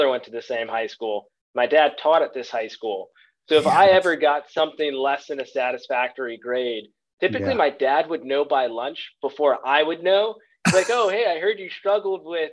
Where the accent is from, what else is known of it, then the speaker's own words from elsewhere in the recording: Vienna, Virginia, United States; moved away as an adult; now in Charlotte, United States; I'm from Vienna, Virginia, the northern part of the state, and then came down to the Charlotte area